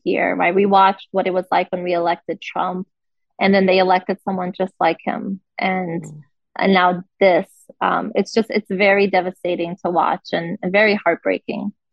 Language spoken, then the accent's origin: English; Rio de Janeiro, Brazil; also born or lived in Brasília, Brazil; now in United States; I'm from Rio, but I've lived in in the, in the capital for for several years.